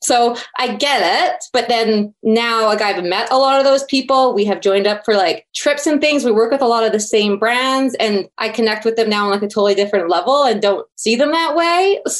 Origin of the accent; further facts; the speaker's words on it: Red Deer, Alberta, Canada; Everyone just assumes I'm from Calgary or from Banff. So I've really started to talk more about Red Deer in my stories.